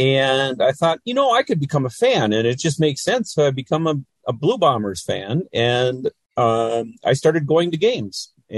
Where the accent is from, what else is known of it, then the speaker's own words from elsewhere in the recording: Fargo, North Dakota, United States; I'm from Fargo, North Dakota